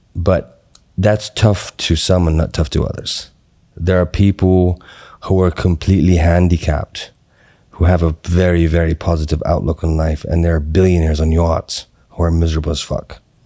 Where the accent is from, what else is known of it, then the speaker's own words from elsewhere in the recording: Qatar; moved away; also born or lived in Atlanta, United States; I grew up in Qatar. And then I moved to Atlanta. Then I went back to Qatar.